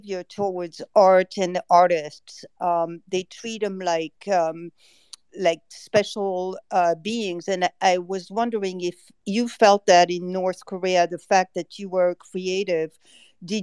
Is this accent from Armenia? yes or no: yes; Armenia; I was born in Soviet Armenia